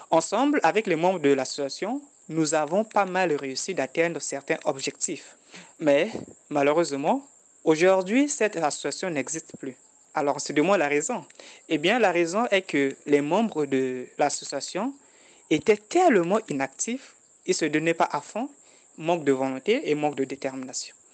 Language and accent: French; Republic of the Congo; je suis du Congo-Brazzaville.